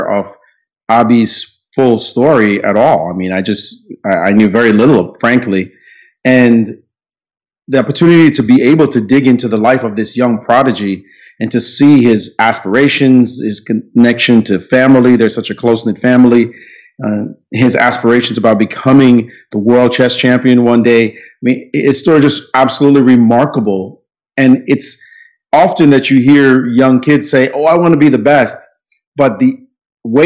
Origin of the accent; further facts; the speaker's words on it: New York City, New York, United States; also born or lived in Jamaica; I'm in Brooklyn, New York, my hometown, basically, although I was born in Jamaica, but I've been here most of my life